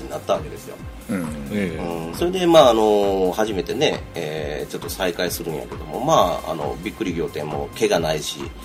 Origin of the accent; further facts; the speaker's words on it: Kansai, Japan; 私も関西人なんでね